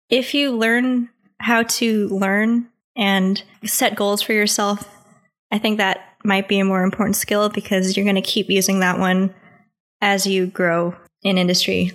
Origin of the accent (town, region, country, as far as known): United States